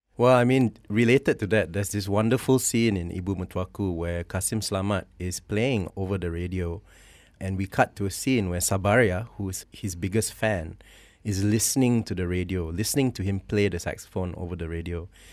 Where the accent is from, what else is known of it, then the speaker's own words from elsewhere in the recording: Malaysia; also born or lived in Canada; my identity as a Malay, as a Malaysian, as also someone of mixed parentage